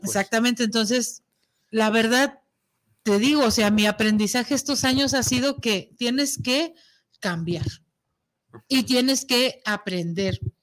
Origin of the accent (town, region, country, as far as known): Mexico